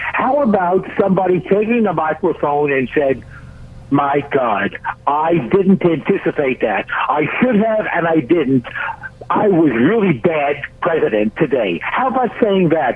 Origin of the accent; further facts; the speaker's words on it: United States; as an American